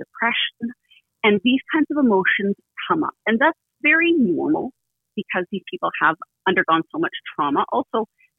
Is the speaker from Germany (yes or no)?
no; Canada; as a Canadian